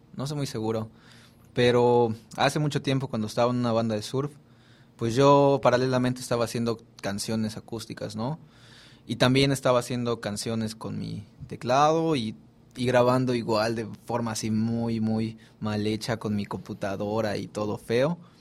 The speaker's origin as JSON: {"language": "Spanish", "town": "Mérida", "region": "Yucatán", "country": "Mexico", "said": "yo soy de Mérida"}